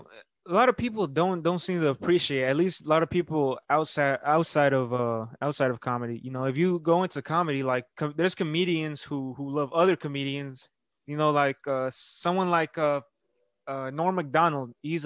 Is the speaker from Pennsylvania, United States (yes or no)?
no; Houston, Texas, United States; now in Brenham, United States; I'm from Houston, Texas. I live in Brenham now while I'm going to college.